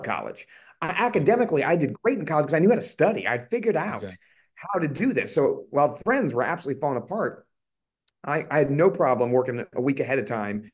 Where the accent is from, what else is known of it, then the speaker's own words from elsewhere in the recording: Collierville, Tennessee, United States; moved away as an adult; also born or lived in Indiana; now in Boston area, United States; I grew up outside of Memphis, Tennessee, in a kind of a small, at the time, really small suburb